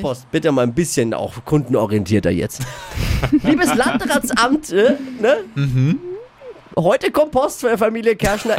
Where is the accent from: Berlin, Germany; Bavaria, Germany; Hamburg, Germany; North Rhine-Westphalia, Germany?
Bavaria, Germany; Erlangen; now in Nuremberg, Germany; Ich bin Erlangen geboren